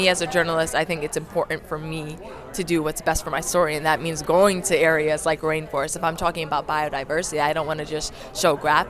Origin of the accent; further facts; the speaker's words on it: Long Island, New York, United States; I'm from Long Island, and I've never been to a rainforest.